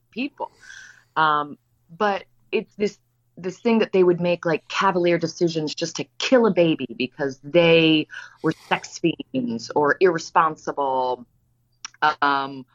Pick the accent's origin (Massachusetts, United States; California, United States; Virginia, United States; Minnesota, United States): Virginia, United States; I come from Virginia. I come from about as a conservative household as you can come from